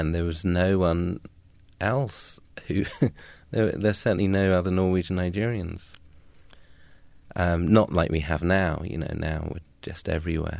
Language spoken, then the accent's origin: English; Suffolk, East of England, United Kingdom; also born or lived in London; I was born in London and lived near Elephant and Castle, and then we moved to Suffolk, the jewel of the East in England, when I was around 6 or 7